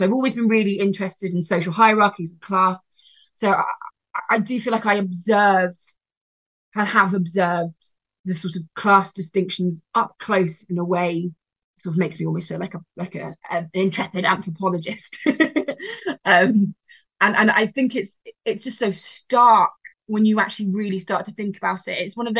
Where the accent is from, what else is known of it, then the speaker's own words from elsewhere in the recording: United Kingdom; I am British, but I have this like violent past, like an almost like an ancestral wound, I suppose.